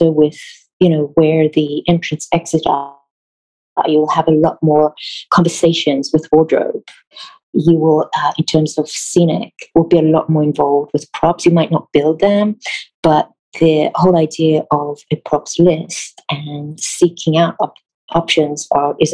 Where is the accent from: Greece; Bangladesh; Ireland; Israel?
Israel; English is a second language; moved away as an adult; also born or lived in South Africa / United Kingdom; now in United States; I grew up in Israel all my life